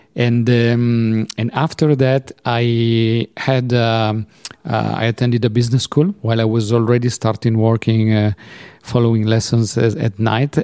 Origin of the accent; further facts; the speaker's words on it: Turin, Piedmont, Italy; now in Geneva, Switzerland; I was born in Torino, Turin